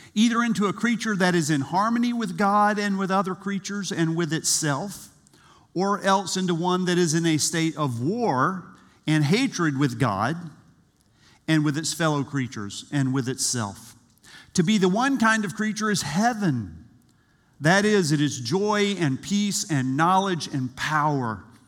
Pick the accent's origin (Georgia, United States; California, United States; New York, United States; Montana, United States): Georgia, United States; South; I grew up in South Georgia